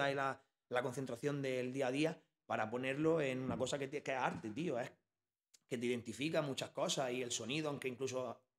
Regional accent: Bilbao, Basque Country, Spain; now in Almería, Spain; yo me vine de Bilbao y no me vine a Almería, me vine a Guamarga

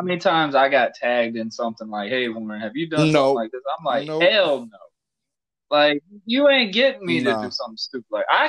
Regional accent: Florida, United States; I know it's my hometown, it's probably the Florida fans.

